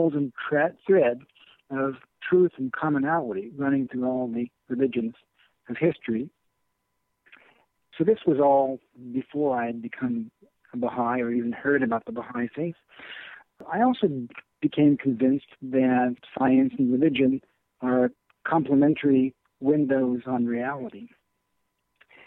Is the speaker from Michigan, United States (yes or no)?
no; Indianapolis, Indiana, United States; I grew up in Indianapolis, Indiana